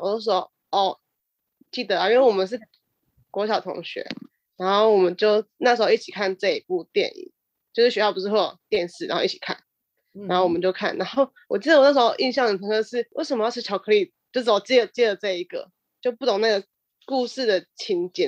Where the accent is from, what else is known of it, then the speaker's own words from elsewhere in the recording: central Taiwan, Taiwan; 我们我们中部中部的蝶王